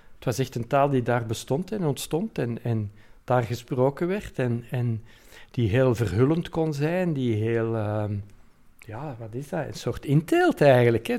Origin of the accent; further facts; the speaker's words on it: Antwerp, Flanders, Belgium; hier in, in, in Mortsel en Kontig en Deurne en Borgerhout. Dus de randgebied is van Antwerpen